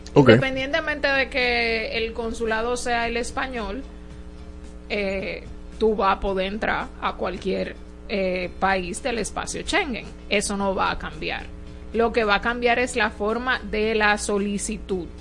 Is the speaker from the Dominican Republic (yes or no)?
yes; Dominican Republic; nosotros como dominicanos